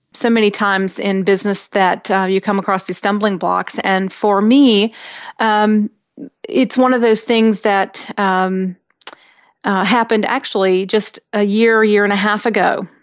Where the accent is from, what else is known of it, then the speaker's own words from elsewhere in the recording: India; I was born in India to an American mother and an Indian father